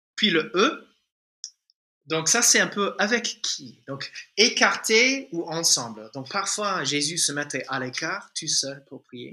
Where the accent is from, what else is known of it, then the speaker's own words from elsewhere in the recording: United States; French is a second language; moved away as an adult; now in Toulouse, France; si tu détectes un petit accent, euh, c'est en fait, euh, je suis un, un, Américain francisé. Ça fait, voilà, 19 ans bientôt euh, que je suis là déjà